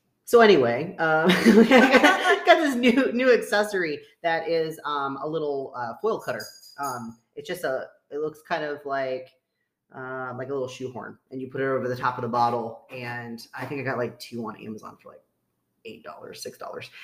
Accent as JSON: {"language": "English", "country": "United States", "said": "we're super American"}